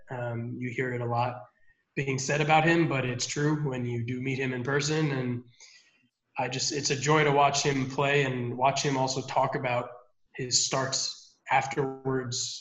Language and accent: English; South Florida, United States; I grew up in South Florida